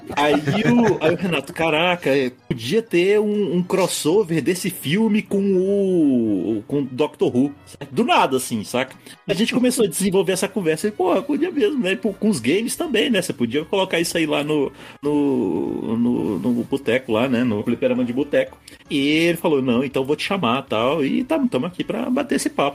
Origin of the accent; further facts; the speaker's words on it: Brasília, Federal District, Brazil; Eu sou de Brasília